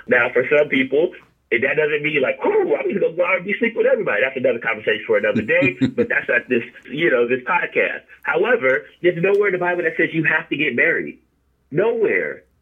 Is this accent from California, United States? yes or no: yes; California, United States; I'm from California